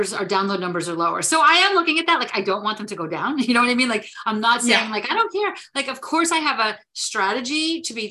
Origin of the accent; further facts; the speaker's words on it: New Jersey, United States; I am from New Jersey